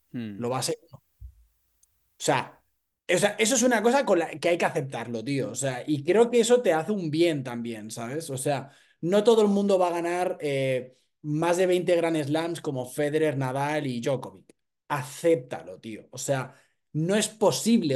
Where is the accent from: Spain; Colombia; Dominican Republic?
Spain; Barcelona, Catalonia; Soy un chico de Barcelona